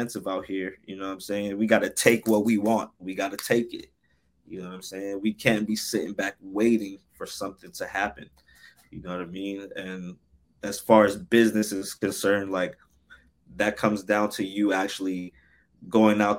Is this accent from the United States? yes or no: yes; Newark, New Jersey, United States; also born or lived in Irvington, New Jersey / Orange, New Jersey; I grew up in Newark and Irvington